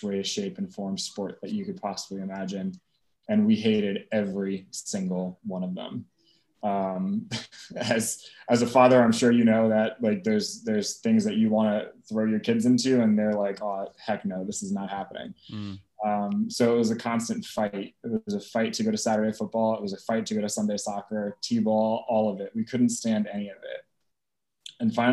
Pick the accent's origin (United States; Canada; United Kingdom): United States; Eastern Long Island, New York; now in New York City, United States; I grew up on Eastern Long Island